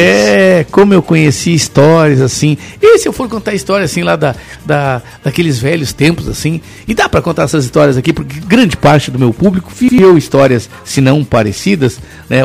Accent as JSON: {"language": "Portuguese", "town": "São Gabriel", "region": "Rio Grande do Sul", "country": "Brazil", "tie": "born or raised there", "also_born_or_lived": "São Sepé", "said": "Até os 18 anos eu morava no interior. Mas aí eu vou pular um pouquinho lá na minha cidade, chamada São Gabriel"}